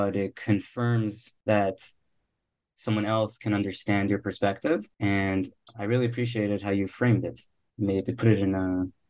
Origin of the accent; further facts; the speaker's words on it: Miami, Florida, United States; visiting friends in New York, in Boston, and I'm from Miami, So it's a lot of fun to get out and get to the cold and experience that. And it's nice also to be back in Miami.